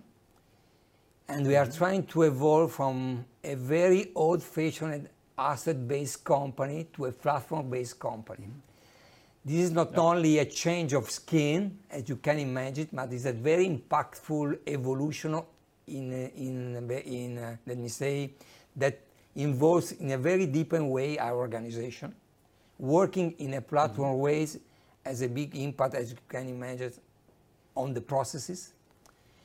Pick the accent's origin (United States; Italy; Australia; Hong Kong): Italy; Modena, Emilia-Romagna; I'm from Italy, precisely from Modena.